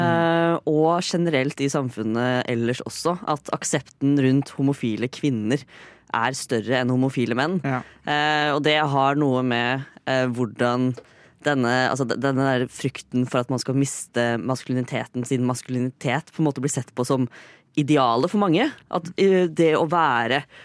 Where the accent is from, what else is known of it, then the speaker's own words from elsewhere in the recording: Fredrikstad, Østfold, Norway; jeg er fra Fredrikstad.